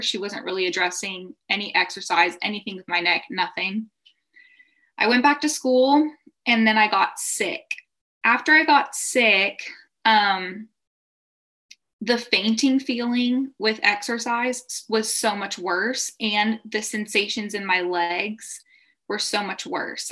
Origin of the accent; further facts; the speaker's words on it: Texas, United States; I'm from Texas in the US